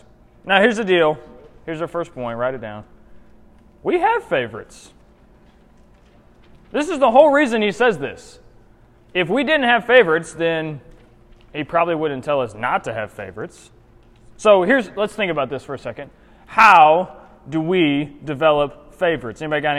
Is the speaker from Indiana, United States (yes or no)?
yes; Indiana, United States; moved away; also born or lived in Florida / North Carolina; I grew up in Indiana. I have lived in Florida and North Carolina. I've never lived in Alabama.